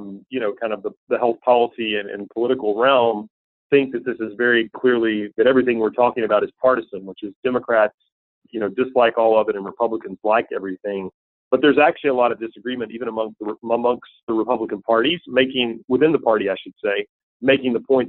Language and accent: English; Tennessee, United States; moved away; I grew up in a relatively small town in Tennessee